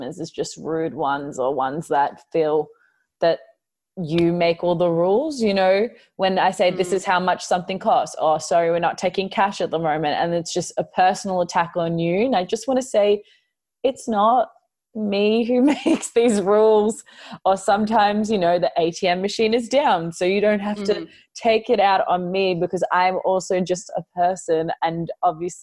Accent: Melbourne, Victoria, Australia; I'm born and raised in Melbourne

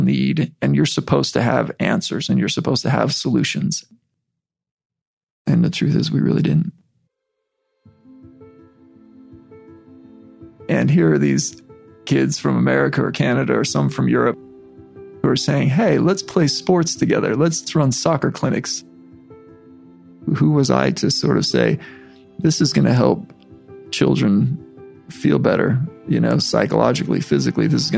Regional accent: Utah, United States; as a white kid from Utah

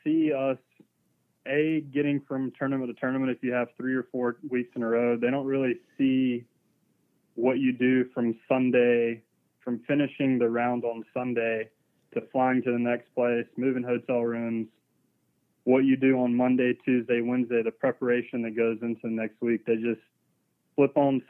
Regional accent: the South, United States; Growing up in the South

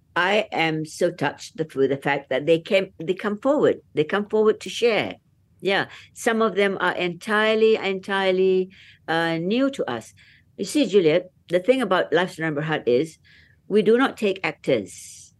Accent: Malaysia

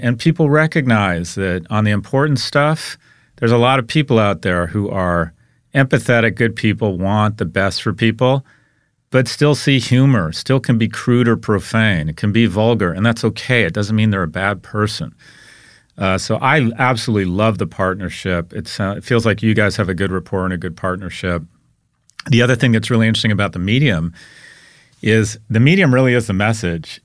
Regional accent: United States; I'm an American

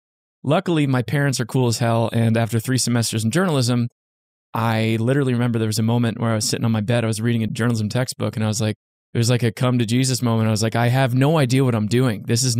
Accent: New Jersey, United States; I grew up in Central Jersey and I grew up in a very, very small town where there really wasn't much to do. There's like not even a traffic light in my town.

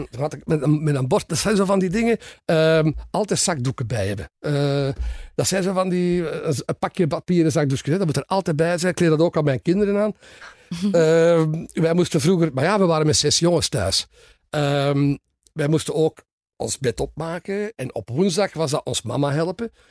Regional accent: Soest, North Rhine-Westphalia, Germany; born there; also born or lived in Aachen / Cologne / Leopoldsburg / Lier; Ik ben geboren in Duitsland

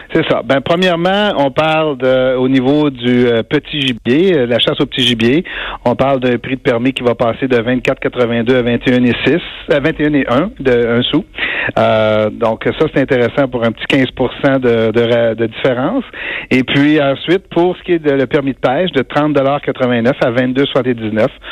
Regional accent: Abitibi-Témiscamingue, Quebec, Canada; chez nous en Abitibi-Témiscamingue

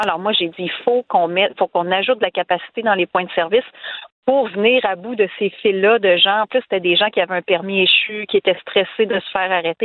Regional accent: Quebec City, Quebec, Canada; je viens de Québec

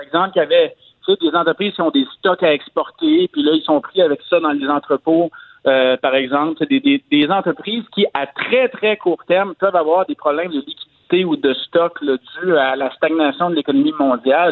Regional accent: Quebec, Canada; chez nous au Québec

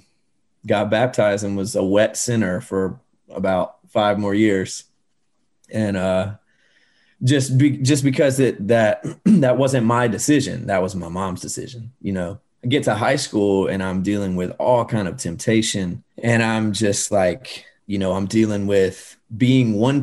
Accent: Georgia, United States; I grew up in Georgia.

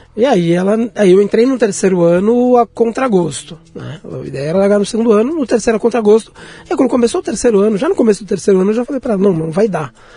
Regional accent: São Paulo, Brazil; eu morei até, até a fase até né, entrar na idade adulta na Liberdade

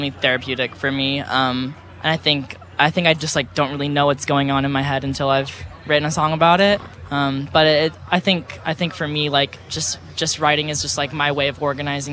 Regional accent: Texas, United States; I grew up in Texas

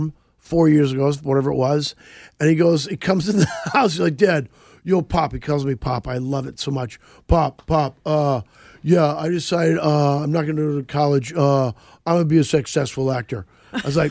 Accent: Missouri, United States; moved away; I grew up in Missouri

